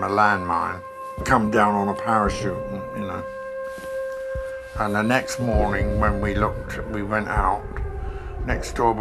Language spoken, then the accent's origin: English; United Kingdom; also born or lived in London / Luton; I grew up in London and Luton